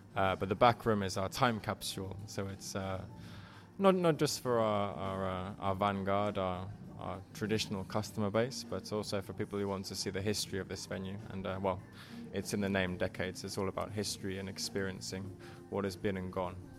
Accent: England, United Kingdom; moved away as an adult; now in Helsinki, Finland; i grew up in England. I'm of Irish parents.

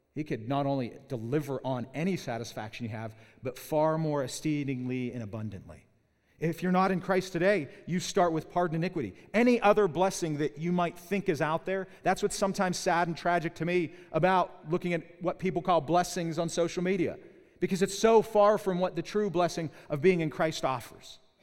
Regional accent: Pittsburgh, Pennsylvania, United States; now in Southern California, United States; I'm from Pittsburgh

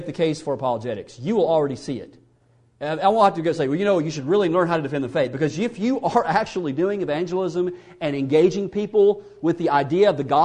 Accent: Mississippi, United States; I grew up in the South. I'm from Mississippi, so you can't get any further south than where I'm from

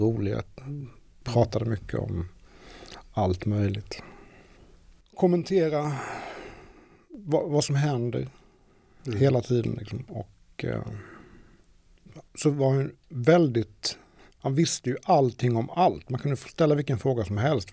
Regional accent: Ljungby, Kronoberg County, Sweden; also born or lived in Gällestorp; När man var liten så minns man honom när han kom och hälsade på en i Ljungby

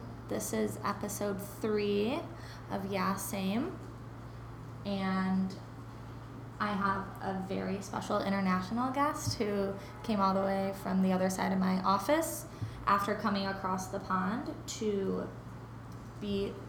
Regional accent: Midwest, United States; now in New York, United States; I'm from the Midwest and we say, instead of like soda, you say pop.

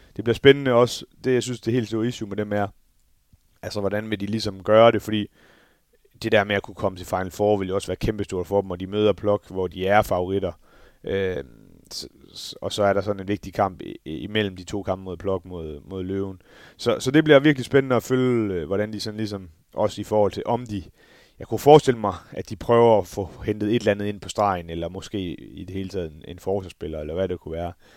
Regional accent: Denmark; som dansker

